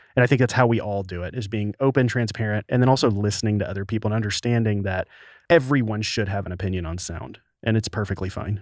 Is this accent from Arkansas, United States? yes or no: yes; the Delta of Arkansas, United States; moved away; Arkansas. the Delta of Arkansas, so a very poor area outside of Memphis, Tennessee